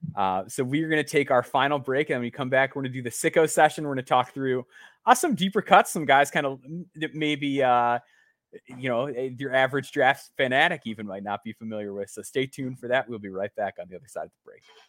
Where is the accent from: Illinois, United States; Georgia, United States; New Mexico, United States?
Illinois, United States; my home state.